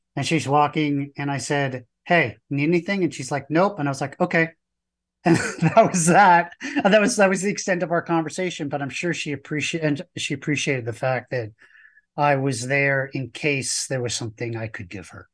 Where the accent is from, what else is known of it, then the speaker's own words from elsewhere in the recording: New York, United States; I'm from New York